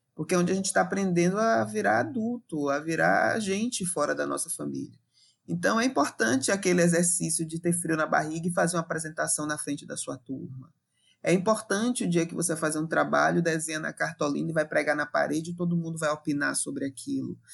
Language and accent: Portuguese; Salvador, Bahia, Brazil; Eu sou bem aqui dessa região de Salvador e do entorno da região metropolitana. Cresci em bairro popular